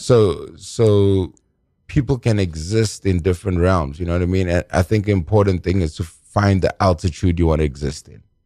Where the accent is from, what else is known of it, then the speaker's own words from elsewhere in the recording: South Africa; I'm from South Africa